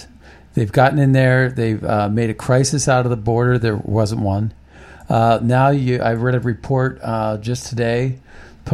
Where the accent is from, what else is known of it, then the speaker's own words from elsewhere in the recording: Ohio Valley, Midwest, United States; moved away; I grew up in the Ohio Valley